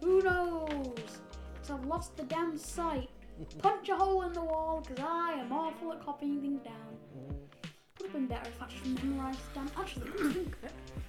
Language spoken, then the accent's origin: English; United Kingdom; we're British.